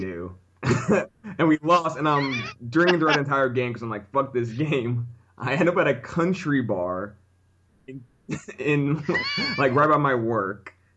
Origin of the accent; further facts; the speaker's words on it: Orlando, Florida, United States; now in New York, United States; I'm from Orlando